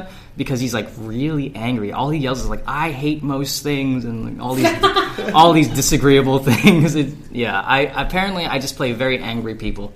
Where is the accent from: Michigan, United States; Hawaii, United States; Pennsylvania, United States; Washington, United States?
Hawaii, United States; now in Texas, United States; I'm from Hawaii. We can walk there or there are buses to take us. So I never really needed to learn how to drive. And then I moved to Texas